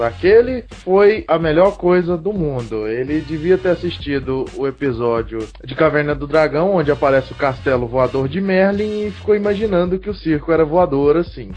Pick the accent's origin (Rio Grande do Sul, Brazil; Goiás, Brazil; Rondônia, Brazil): Goiás, Brazil; Caldas Novas; sou do estado de Goiás, praticamente da cidade de Caldas Novas